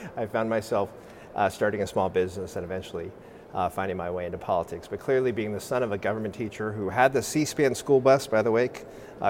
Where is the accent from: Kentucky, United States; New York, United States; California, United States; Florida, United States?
California, United States; South San Francisco; That is my hometown